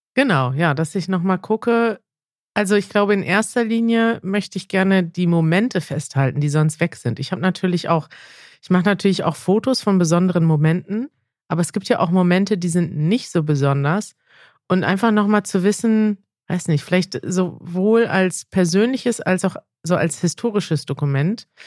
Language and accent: German; Germany; ich kann ja als Deutsche